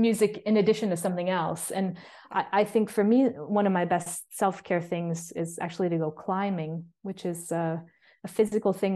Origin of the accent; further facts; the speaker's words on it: United States; moved away as an adult; also born or lived in New York City, United States; now in Bergen, Norway; I came to that as an American and a white woman